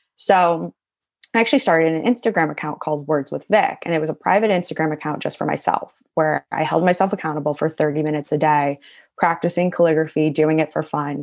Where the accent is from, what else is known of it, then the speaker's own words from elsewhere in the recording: Cleveland, Ohio, United States; moved away as an adult; also born or lived in Athens, Ohio; now in New York, United States; I grew up in Cleveland, Ohio my whole life.